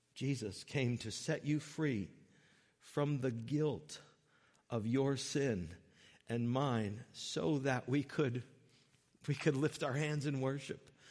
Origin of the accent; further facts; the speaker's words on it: Connecticut, United States; when I was young, growing up in Connecticut with my mom and dad